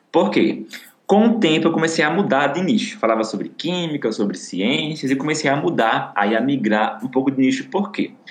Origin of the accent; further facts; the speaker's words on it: Pernambuco, Brazil; pernambucana, enfim, porque eu queria muito falar sobre isso queria valorizar as minhas raízes, a minha terra, então comecei a falar sobre isso, sobre o Nordeste no modo geral.